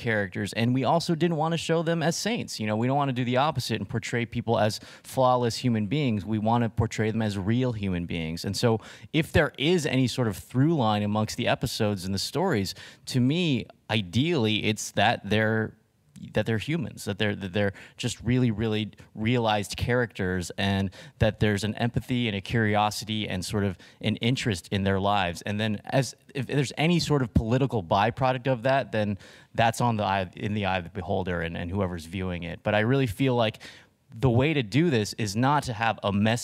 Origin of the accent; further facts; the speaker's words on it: Riverside, California, United States; I grew up in Riverside, California, which is a kind of blue-collar town in Southern California